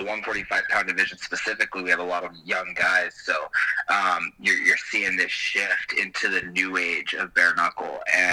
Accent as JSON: {"language": "English", "town": "Great Falls", "region": "Montana", "country": "United States", "tie": "born or raised there", "said": "I grew up wrestling in Great Falls"}